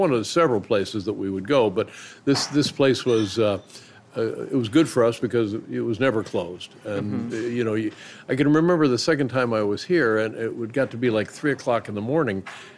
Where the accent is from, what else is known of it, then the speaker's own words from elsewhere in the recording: Indianapolis, Indiana, United States; now in Los Angeles, United States; I can remember being in Los Angeles and being stunned by it because I came from Indianapolis.